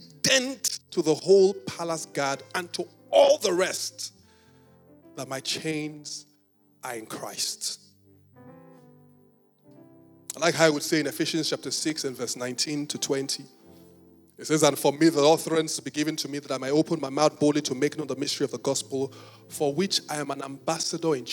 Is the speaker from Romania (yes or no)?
no; Benin City, Edo, Nigeria; I was born in Benin City